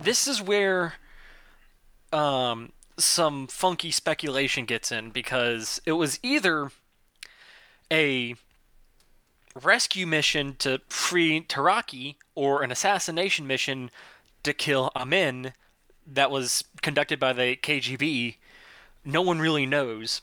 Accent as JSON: {"language": "English", "region": "the South", "country": "United States", "first_language": "English", "said": "I am American and from the South. I do not know how to speak any other language than English"}